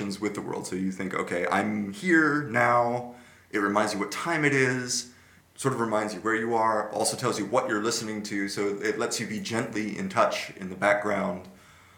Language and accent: English; Santa Clara, California, United States; now in Netherlands; my hometown college radio station, KSCU